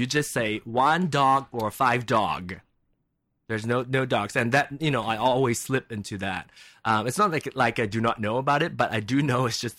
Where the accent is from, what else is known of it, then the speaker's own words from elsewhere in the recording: Kansas City, United States; English is a second language; I'm Chinese and I'm from Kansas City, so maybe I'll barbecue the dog.